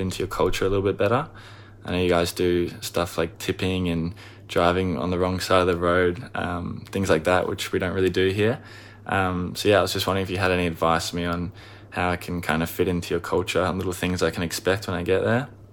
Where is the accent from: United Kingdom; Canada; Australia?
Australia; moved away as an adult; now in United States; I'm from Australia